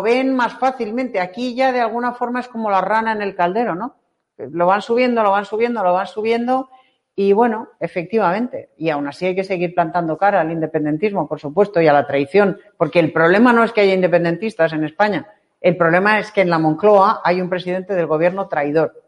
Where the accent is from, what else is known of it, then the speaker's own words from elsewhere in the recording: Chile; moved away as an adult; now in Spain; soy chilena